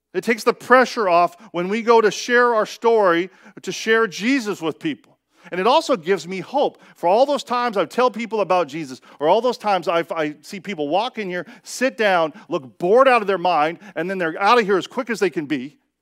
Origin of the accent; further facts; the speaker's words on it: Seattle, Washington, United States; I am from Seattle